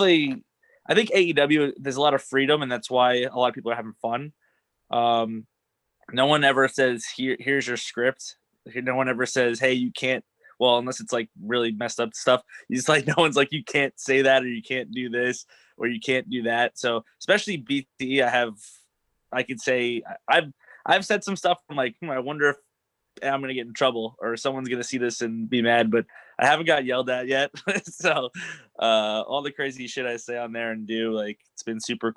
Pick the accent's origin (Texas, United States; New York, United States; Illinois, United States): New York, United States; I'm from New York. I'm a Rangers